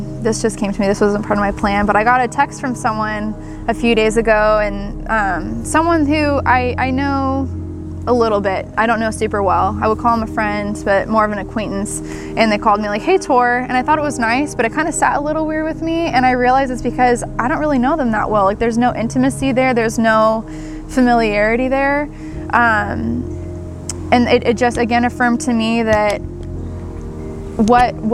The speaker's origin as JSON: {"language": "English", "region": "Southern California", "country": "United States", "tie": "born or raised there", "said": "growing up in Southern California"}